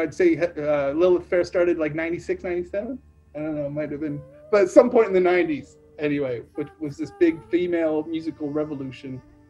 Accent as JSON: {"language": "English", "region": "Nova Scotia", "country": "Canada", "said": "So to me, she was huge because I'm from Nova Scotia."}